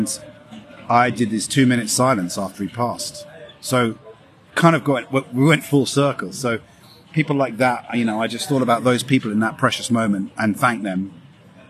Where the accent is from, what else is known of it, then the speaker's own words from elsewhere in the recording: London, United Kingdom; I'm from London, born and bred.